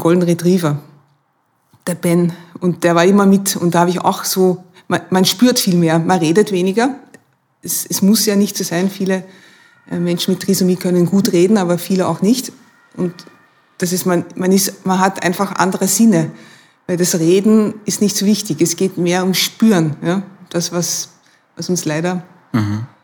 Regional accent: Maastricht, Limburg, Netherlands; German is a second language; moved away as an adult; now in Vienna, Austria; Ich komme aus Maastricht, also wo die Maastricht-Verträge

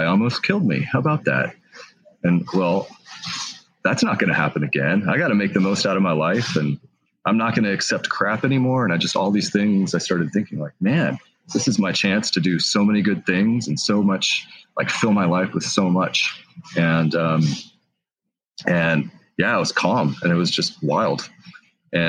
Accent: Fort Worth, Texas, United States; now in Washington, United States; I grew up in Texas, Fort Worth, Texas.

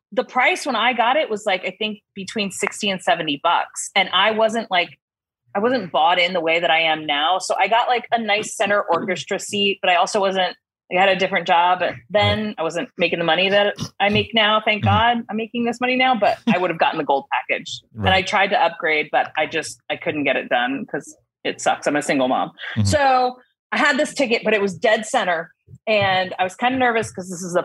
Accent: Paterson, New Jersey, United States; now in Harrisonburg, United States; I'm from Patterson.

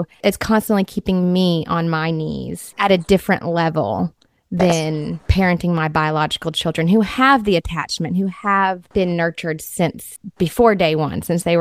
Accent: Georgia, United States; moved away as an adult; now in Florida, United States; I am originally from Georgia

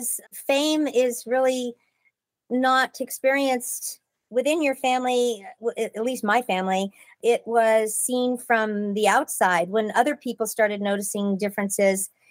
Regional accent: Pasadena, California, United States; I was born in Pasadena and it was great growing up there

